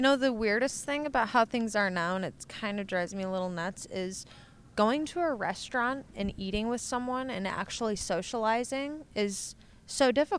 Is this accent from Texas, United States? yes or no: no; Michigan, United States; accent: Michigan; now in Los Angeles, United States; I grew up in Michigan